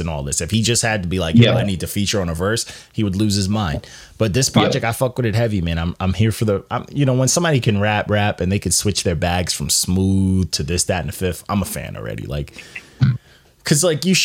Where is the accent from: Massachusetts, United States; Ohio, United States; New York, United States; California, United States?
New York, United States; Elmont; I grew up in Elmont, I could walk to Queens